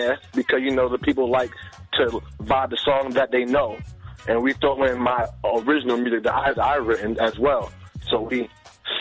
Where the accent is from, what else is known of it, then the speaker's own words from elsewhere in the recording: Long Island, New York, United States; now in Florida, United States; Strong Island.